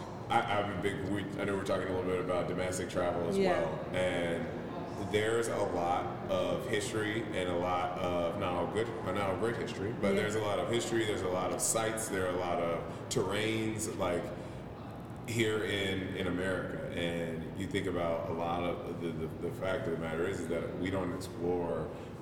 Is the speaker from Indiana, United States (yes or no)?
no; Tennessee, United States; also born or lived in Kentucky; I grew up in Tennessee and in Kentucky, and the Bourbon Trail is really dope for people who like that.